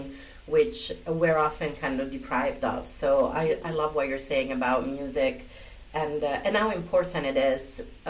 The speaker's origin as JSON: {"language": "English", "country": "Italy", "tie": "born or raised there", "moved": "yes", "said": "I was born and brought up in Italy"}